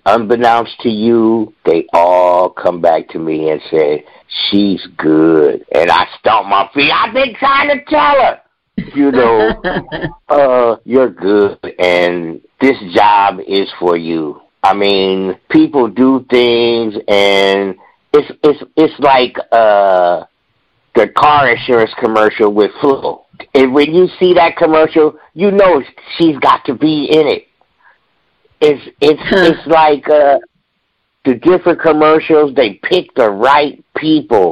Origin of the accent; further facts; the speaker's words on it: Bay Area, California, United States; Growing up in the Bay Area, we had our more popular radio stations